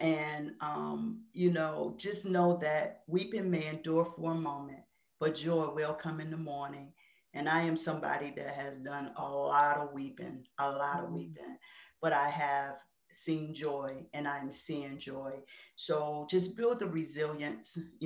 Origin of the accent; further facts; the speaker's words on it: Washington, District of Columbia, United States; growing up in the Washington, D.C. area and having a Southern background, because even though I lived in D.C.